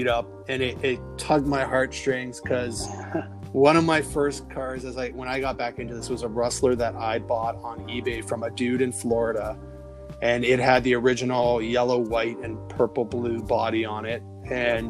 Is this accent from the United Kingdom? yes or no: no; Canada; I'm Canadian